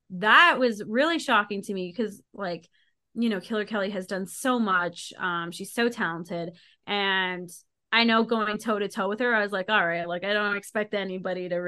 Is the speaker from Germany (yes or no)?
no; Calgary, Alberta, Canada; it's so funny because when they announced I was from Calgary, I heard the crowd go, "Oh!"